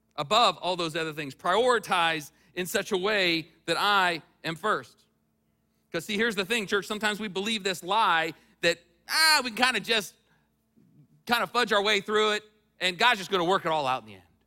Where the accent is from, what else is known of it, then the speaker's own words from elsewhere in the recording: United States; I was from the United States